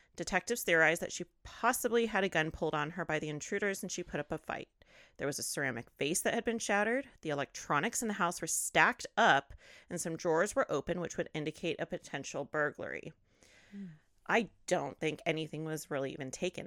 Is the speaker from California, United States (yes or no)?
yes; California, United States; I grew up, born and raised in California